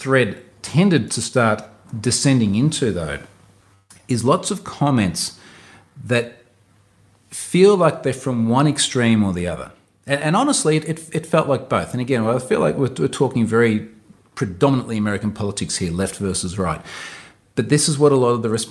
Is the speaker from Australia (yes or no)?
yes; Australia; I'm Australian.